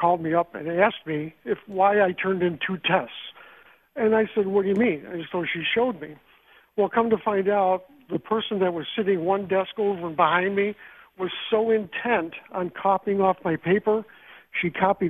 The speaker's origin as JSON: {"language": "English", "area": "Buffalo area", "region": "New York", "country": "United States", "tie": "born or raised there", "lives_now": "Lancaster, United States", "said": "I went to school locally. I'm from Lancaster now, but originally went to Frontier Central."}